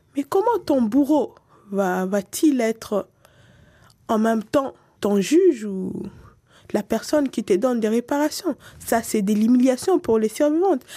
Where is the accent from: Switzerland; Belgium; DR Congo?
DR Congo; en tant que Congolaise, en tant que quelqu'un qui aime son pays